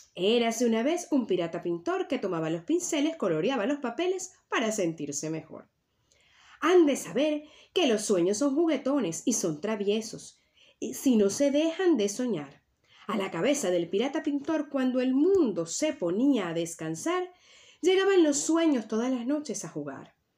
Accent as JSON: {"language": "Spanish", "country": "Venezuela", "tie": "born or raised there", "moved": "yes", "lives_now": "Tenerife, Spain", "said": "Y mi tierra natal es Venezuela, pero mi tierra ancestral es las Islas Canarias y es donde actualmente vivo"}